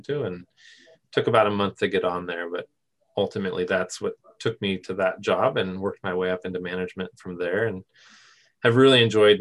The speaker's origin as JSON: {"language": "English", "region": "Southern Oregon", "country": "United States", "tie": "born or raised there", "said": "my hometown in Southern Oregon"}